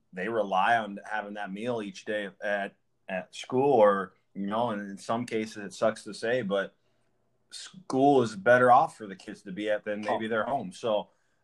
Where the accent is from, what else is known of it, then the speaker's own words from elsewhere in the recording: Oskaloosa, Iowa, United States; I'm from the Oskaloosa area